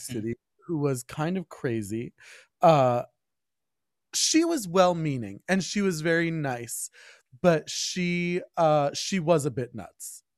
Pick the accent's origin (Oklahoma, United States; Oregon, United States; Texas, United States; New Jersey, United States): New Jersey, United States; Berkeley Heights; I grew up in Berkeley Heights, I went to, I went through the schools there